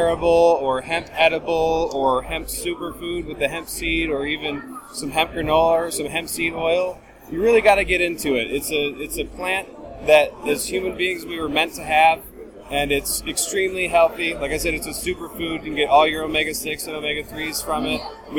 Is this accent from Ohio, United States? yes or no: yes; Ohio, United States; moved away as an adult; now in Warsaw, Poland; I'm originally from Ohio